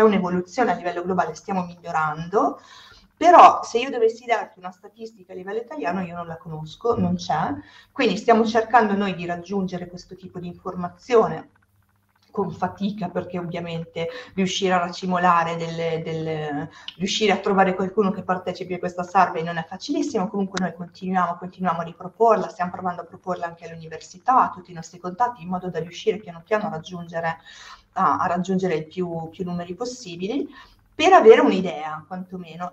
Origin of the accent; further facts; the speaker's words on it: Sicily, Italy; also born or lived in Trentino / Milan; now in Dubai, United Arab Emirates; sono siciliana sono poi andata a vivere in Trentino dove tra le altre cose ho studiato